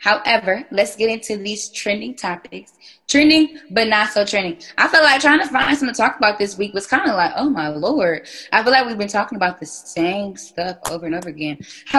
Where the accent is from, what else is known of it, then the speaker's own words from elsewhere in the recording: Akron, Ohio, United States; I'm from Ohio, so it's about. I'm from Akron, so it's about 45 minutes.